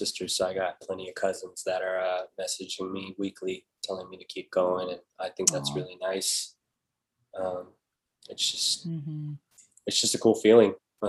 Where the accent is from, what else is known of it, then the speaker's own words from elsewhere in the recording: San Antonio, Texas, United States; moved away as an adult; now in Las Vegas, United States; I come from Texas where I, like, in my city, it was mainly Hispanic, then white, then black, like Asian was very small population